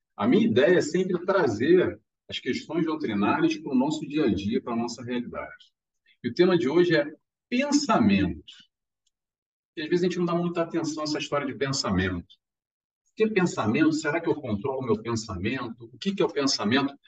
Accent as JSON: {"language": "Portuguese", "region": "Rio de Janeiro", "country": "Brazil", "moved": "yes", "lives_now": "Madeira, Portugal", "said": "eu sou carioca"}